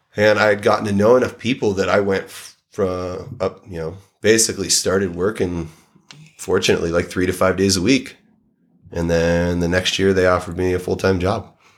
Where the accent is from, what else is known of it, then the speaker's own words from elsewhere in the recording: Saugus, Massachusetts, United States; now in Jackson, United States; I grew up in Saugus, Massachusetts.